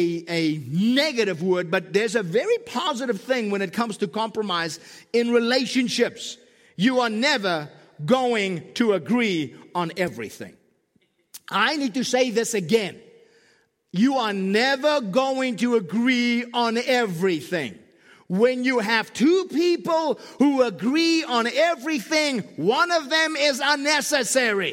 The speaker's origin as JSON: {"language": "English", "country": "South Africa", "moved": "yes", "lives_now": "Southern California, United States", "said": "I'm from South Africa"}